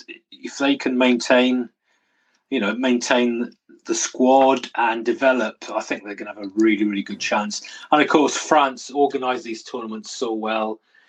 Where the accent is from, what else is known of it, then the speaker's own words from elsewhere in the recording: Welsh, Wales, United Kingdom; me being Welsh